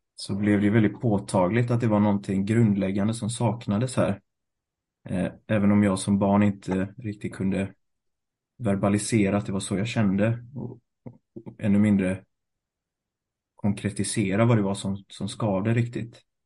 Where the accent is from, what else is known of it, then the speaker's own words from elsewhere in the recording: Gothenburg, Västra Götaland, Sweden; also born or lived in Thailand / Sri Lanka; Född och uppvuxen i Göteborg